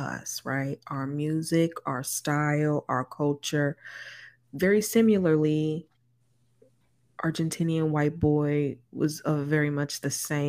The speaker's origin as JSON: {"language": "English", "town": "Inglewood", "region": "California", "country": "United States", "tie": "born or raised there", "said": "growing up in Inglewood, growing up"}